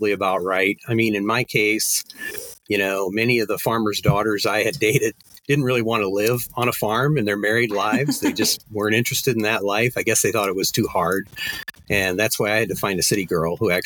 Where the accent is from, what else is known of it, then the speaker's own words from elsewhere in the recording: Crofton, Nebraska, United States; my hometown of Crofton